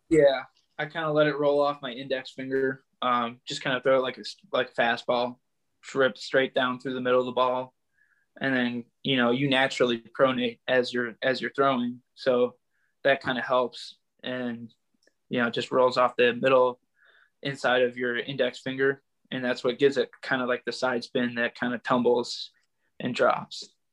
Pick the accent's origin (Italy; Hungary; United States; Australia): United States; Northville, Michigan; I grew up in Northville, Michigan. I mean, I'm still here